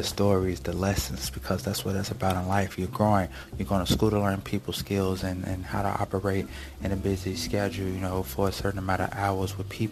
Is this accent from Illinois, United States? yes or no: yes; Illinois, United States; we're from Illinois